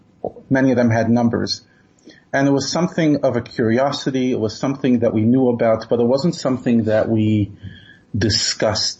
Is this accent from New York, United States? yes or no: yes; New York City, New York, United States; I grew up in Brooklyn, and we used to daven in a small shtiebel